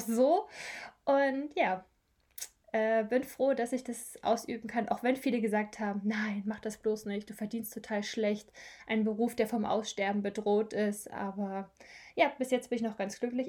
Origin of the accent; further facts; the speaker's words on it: Brandenburg, Germany; moved away as an adult; now in Eutin, Germany; ich komme eigentlich auch ursprünglich, also ich komme aus Brandenburg